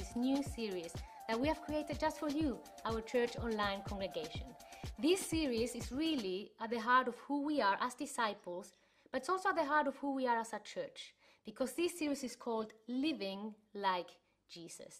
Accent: Chile; moved away; I was growing up in Chile, that's where I'm from

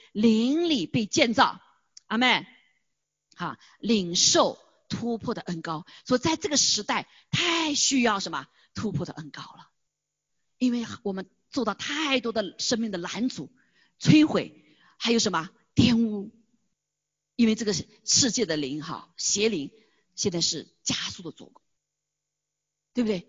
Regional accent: China; moved away; 我们作为中国人比较专注，就知道中国的事情

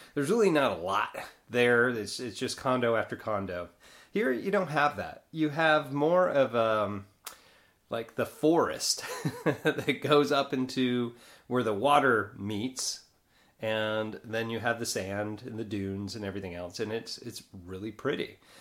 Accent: Northeast, United States; now in Florida, United States; I grew up in the Northeast

